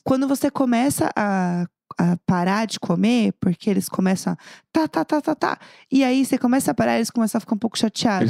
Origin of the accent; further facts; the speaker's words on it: São Paulo, Brazil; eu sou de São Paulo, capital